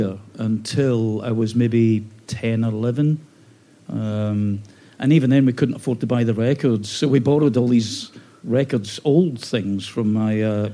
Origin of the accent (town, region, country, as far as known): Glasgow, Scotland, United Kingdom; born or raised there; moved away